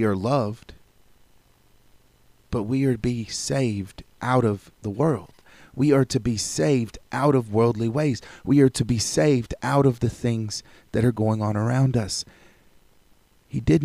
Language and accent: English; United States; I am proud to be an American as an American citizen.